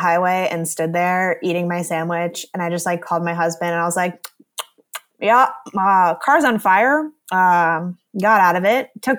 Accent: New Jersey, United States; also born or lived in Indiana; And I'm originally from New Jersey.

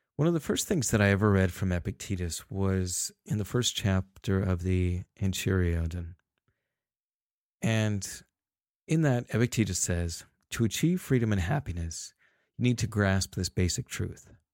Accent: Salt Lake City, Utah, United States; I was born in Salt Lake City

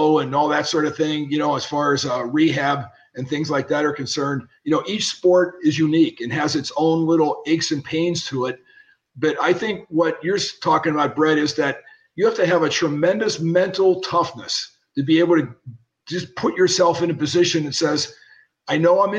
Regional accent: Pittsburgh, Pennsylvania, United States; I was ready to get signed by a free agent contract with the Pirates, where I grew up in Pittsburgh.

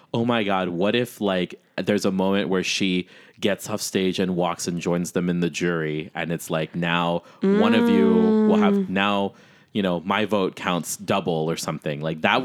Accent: Chicago, Illinois, United States; Bitch, I'm from Chicago.

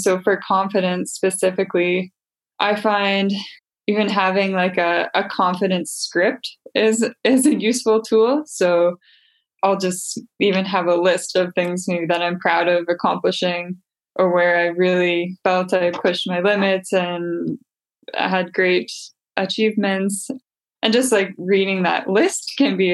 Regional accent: Winnipeg, Manitoba, Canada; I'm from Winnipeg, Manitoba in Canada.

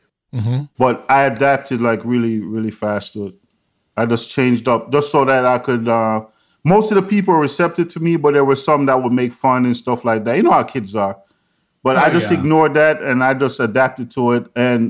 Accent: New York, United States; also born or lived in Jamaica; I was born in Jamaica, but I grew up in New York.

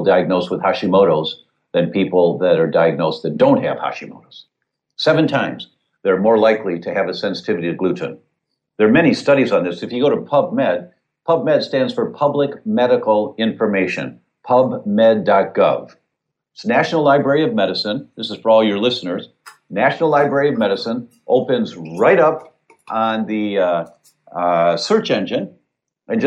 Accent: Detroit, Michigan, United States; I grew up in Detroit.

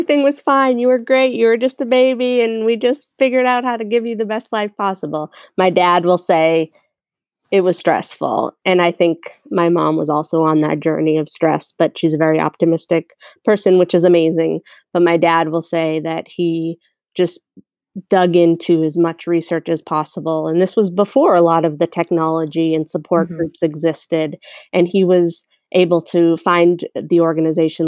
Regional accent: Boston, Massachusetts, United States; I grew up in Boston, Massachusetts

